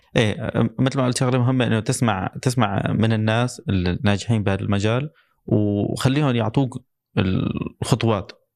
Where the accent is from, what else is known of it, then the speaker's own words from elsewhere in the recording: Syria; now in Dubai, United Arab Emirates; من عندنا بسوريا